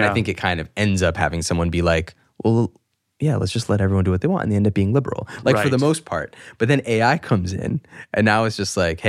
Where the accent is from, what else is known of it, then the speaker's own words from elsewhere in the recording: New York, United States; It's like, yeah, I grew up in New York